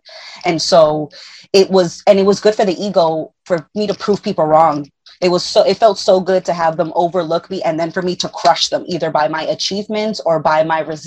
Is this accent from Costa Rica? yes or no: no; Puerto Rico